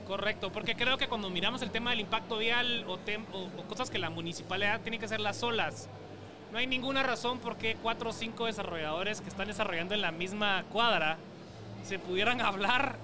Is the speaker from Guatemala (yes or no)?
yes; Guatemala; nos da como chapina